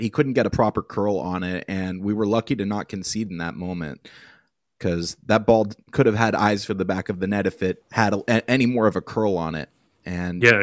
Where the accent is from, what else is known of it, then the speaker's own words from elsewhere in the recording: United States; speaking as a Yank, speaking as an American